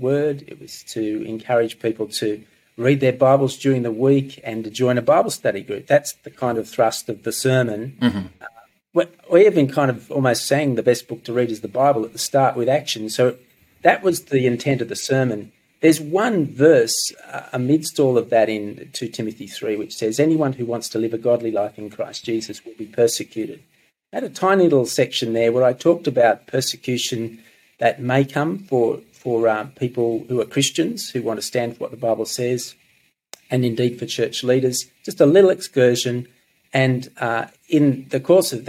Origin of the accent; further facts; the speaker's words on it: Gunnedah, New South Wales, Australia; also born or lived in Bingara / Armidale; I was born in this diocese in Bingra, grew up in Gunnedah, then Armidale.